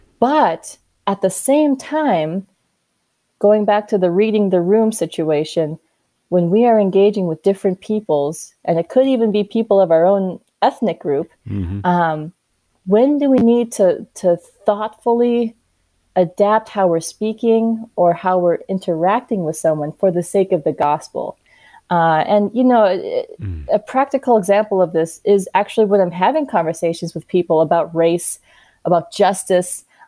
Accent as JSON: {"language": "English", "region": "South Carolina", "country": "United States", "tie": "born there", "said": "one like myself, born in South Carolina, my mom born and raised in Uganda, Africa, we are all so different."}